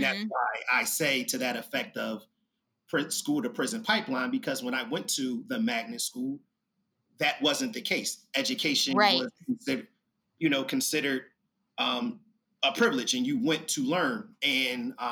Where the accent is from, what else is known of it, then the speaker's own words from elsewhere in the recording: Philadelphia, Pennsylvania, United States; I am from North Philadelphia, and North Philadelphia will be the equivalent of Inglewood in Chicago